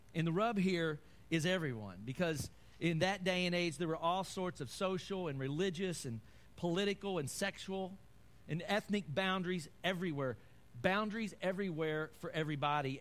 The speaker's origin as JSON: {"language": "English", "region": "Kentucky", "country": "United States", "said": "I'm from Kentucky"}